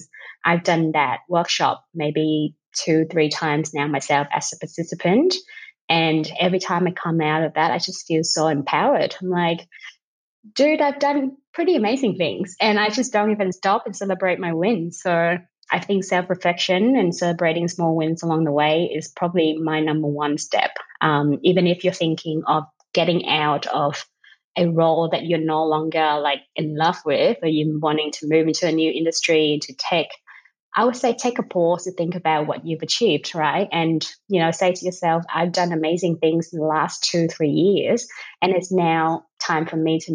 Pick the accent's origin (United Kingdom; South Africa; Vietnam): Vietnam; English is a second language; moved away as an adult; now in Australia